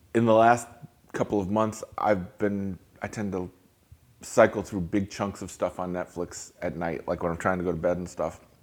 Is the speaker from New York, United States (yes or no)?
yes; Hudson Valley, New York, United States; now in Lake Worth, United States; I grew up in New York, I grew up in the Hudson Valley